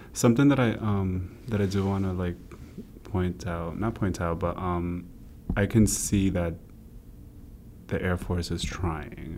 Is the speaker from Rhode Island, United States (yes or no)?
yes; Rhode Island, United States; also born or lived in Brooklyn, New York; I was born in Brooklyn, New York, uh, raised in Rhode Island